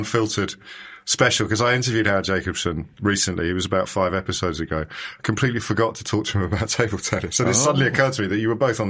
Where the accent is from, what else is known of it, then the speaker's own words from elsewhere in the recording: Kidderminster, West Midlands, United Kingdom; I grew up in Kidderminster, which is also a town.